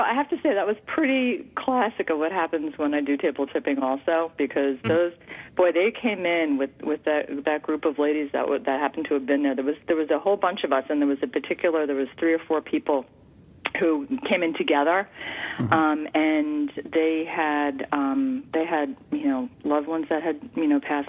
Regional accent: New York, United States; But I am from New York. My father was born in Brooklyn.

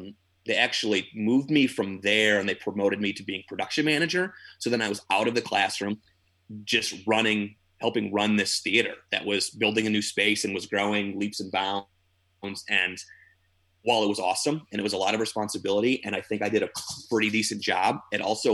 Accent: Illinois, United States; moved away as an adult; also born or lived in New York; I'm a theater teacher out in New York. I'm from Illinois

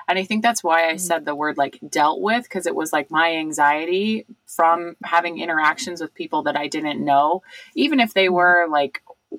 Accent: Ohio, United States; growing up in Ohio.

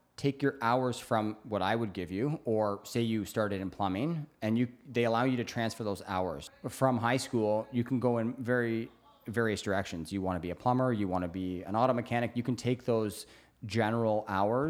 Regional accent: Brantford, Ontario, Canada; now in British Columbia, Canada; I'm from Brantford, Hamilton area, Burlington

